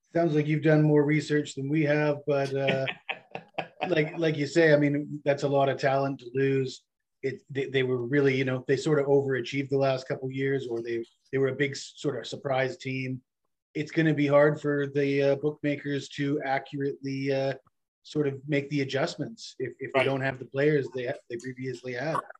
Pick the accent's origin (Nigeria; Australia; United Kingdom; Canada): Canada; Vancouver, British Columbia; I'm from the West Coast, so uh, you know the Pac-12 is my conference